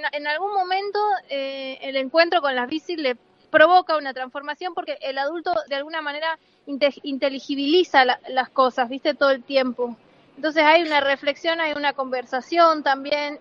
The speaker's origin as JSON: {"language": "Spanish", "region": "Salta", "country": "Argentina", "moved": "yes", "said": "vengo de varias otras biciescuelas en Salta, yo soy salteña"}